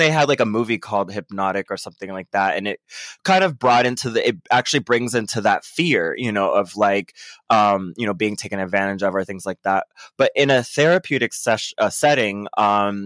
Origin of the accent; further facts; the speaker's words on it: Orlando, Florida, United States; I'm from Orlando, Florida.